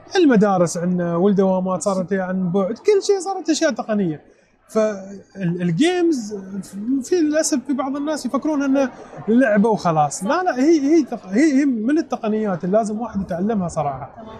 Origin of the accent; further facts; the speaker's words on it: United Arab Emirates; نحن كاماراتيين او كخليجيين او كعربيين